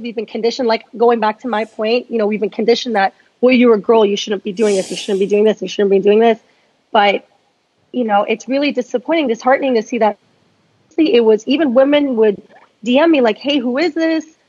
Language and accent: English; Northern Virginia, United States; now in Dallas, United States; I'm from Northern Virginia